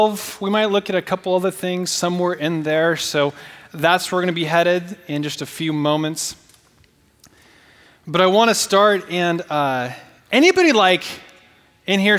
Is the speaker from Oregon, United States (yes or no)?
yes; Portland, Oregon, United States; moved away; I'm from the Northwest. And when I go home, you know, sometimes to Portland, and, you know, I stay in, like, my bed I grew up in, my room